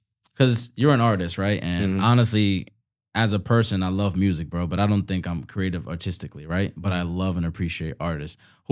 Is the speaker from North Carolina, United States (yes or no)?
no; Bronx, New York, United States; you're from the Bronx, I'm from the Bronx. You know, we have different ethnicities, but I'm talking about the place that we grew up.